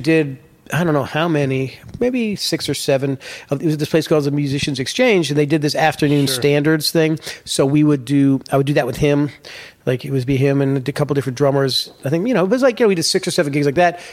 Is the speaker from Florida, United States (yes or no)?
yes; Florida, United States; I grew up in Florida